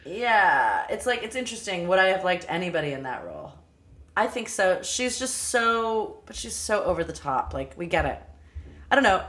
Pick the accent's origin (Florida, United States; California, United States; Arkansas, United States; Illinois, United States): California, United States; Los Angeles; I'm from Los Angeles